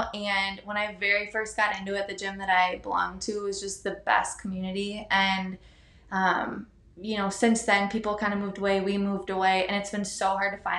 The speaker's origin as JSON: {"language": "English", "town": "Milwaukee", "region": "Wisconsin", "country": "United States", "tie": "born or raised there", "moved": "as an adult", "lives_now": "Concord, United States", "said": "I'm like from Milwaukee all my life"}